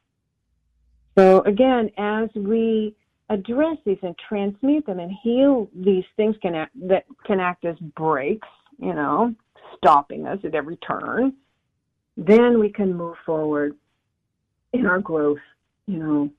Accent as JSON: {"language": "English", "town": "San Diego", "region": "California", "country": "United States", "tie": "born or raised there", "said": "I grew up in Southern California in the 70s."}